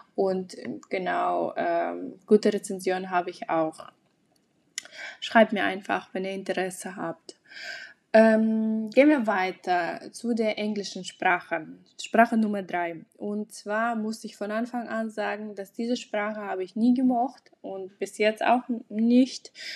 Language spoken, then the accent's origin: German; Aktobe, Aktobe Region, Kazakhstan; first language Russian; German is a second language; now in Germany; an einer kasachischen Uni in meiner Heimatstadt in Aktobe